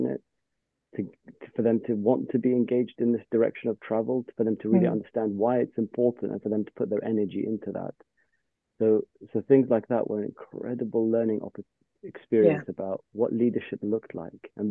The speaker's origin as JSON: {"language": "English", "region": "London", "country": "United Kingdom", "tie": "born or raised there", "said": "growing up in London, I had access to the railway as a primary means of getting around."}